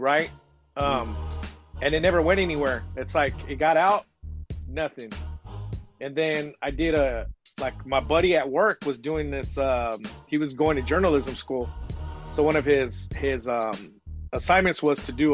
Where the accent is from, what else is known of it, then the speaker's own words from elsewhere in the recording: San Diego, California, United States; I'm from Southeast San Diego, which is in the lower side